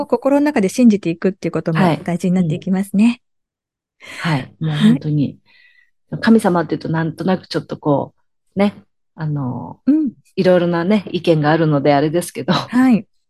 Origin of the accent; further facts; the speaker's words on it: Japan; 日本に育ってる